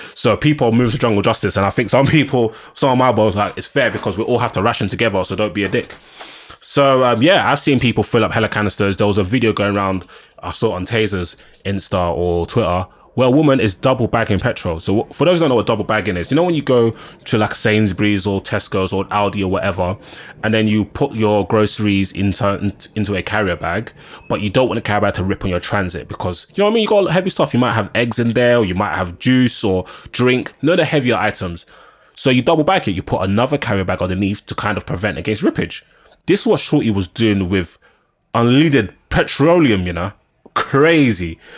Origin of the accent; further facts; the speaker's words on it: London, United Kingdom; I'm a Londoner